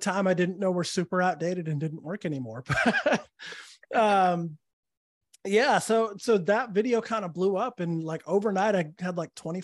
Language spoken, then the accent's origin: English; Santa Fe, New Mexico, United States; moved away as an adult; also born or lived in Los Angeles / New Orleans / Austin, Texas; now in Orlando, United States; Born and raised in Santa Fe.